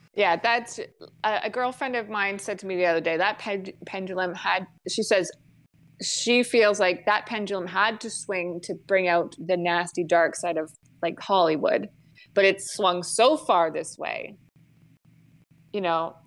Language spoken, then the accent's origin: English; Grey Bruce County, Ontario, Canada; I'm from Ontario, so I feel like I've been around it enough. Like, I'm from Grey Bruce County